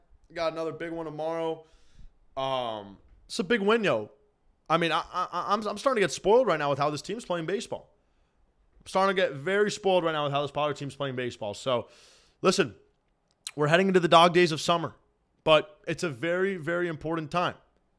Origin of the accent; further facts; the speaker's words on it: West Coast, United States; No, I'm from the West Coast, bro.